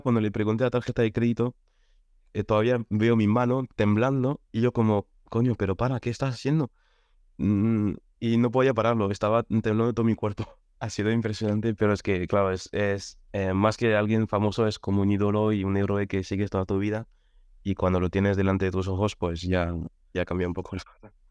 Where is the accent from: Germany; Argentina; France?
France; Spanish is a second language; moved away as an adult; also born or lived in Catalonia; now in Madrid, Spain; Y yo soy francés, llevo aquí en España cinco años, llegué en 2018